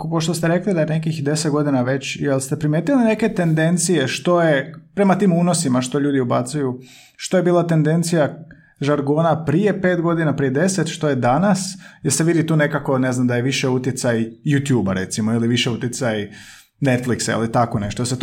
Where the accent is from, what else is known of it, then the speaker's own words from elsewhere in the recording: Slavonia, Croatia; now in Zagreb, Croatia; ja sam iz, iz Slavonije doselio u Zagreb